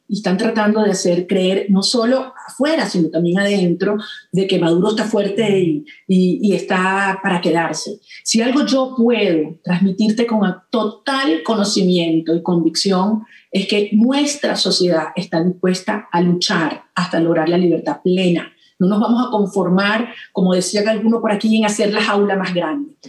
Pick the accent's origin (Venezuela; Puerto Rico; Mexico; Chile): Venezuela; estoy aquí, en mi país y no en otra parte, porque estoy convencida que los venezolanos hemos dado todo